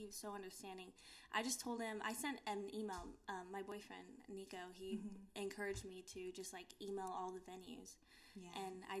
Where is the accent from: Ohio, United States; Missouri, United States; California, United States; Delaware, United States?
California, United States; also born or lived in Churchill, Tennessee / Arizona / Austin / Houston; I'm from California, then my mom moved here, and then I moved to Tennessee, then Arizona, then Austin, and now here.